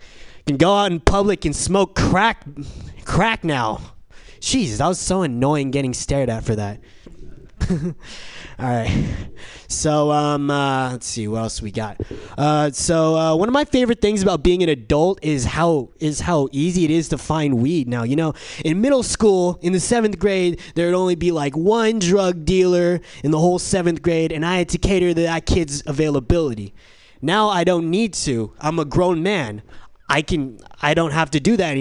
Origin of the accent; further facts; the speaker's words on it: San Diego, California, United States; now in San Francisco, United States; I'm from San Diego